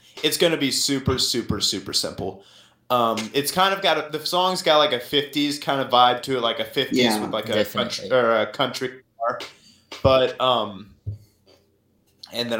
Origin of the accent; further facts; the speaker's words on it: Rolla, Missouri, United States; I'm from right here in Rolla, Missouri